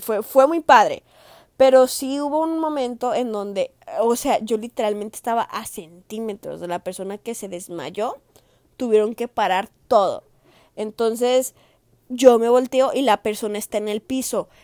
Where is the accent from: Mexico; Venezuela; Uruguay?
Mexico; Jalisco; moved away; del estado de Jalisco, de donde yo soy, de donde me vieron hacer